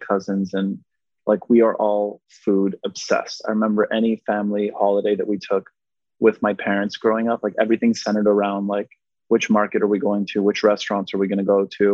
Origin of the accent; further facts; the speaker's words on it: Montreal, Quebec, Canada; first language Polish; English is a second language; moved away; also born or lived in West Virginia; I was raised in Montreal, which is a very diverse, multicultural city.